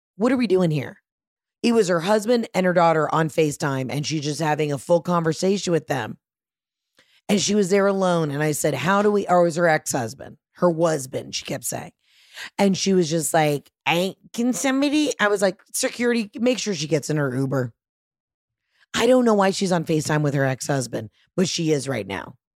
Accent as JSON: {"language": "English", "region": "Georgia", "country": "United States", "said": "I'm from Georgia"}